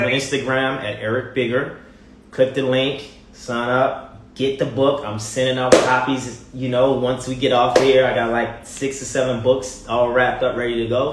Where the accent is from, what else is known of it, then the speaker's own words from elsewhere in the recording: Baltimore, Maryland, United States; moved away as an adult; also born or lived in Virginia; now in Los Angeles, United States; I'm from Baltimore, Maryland, born and raised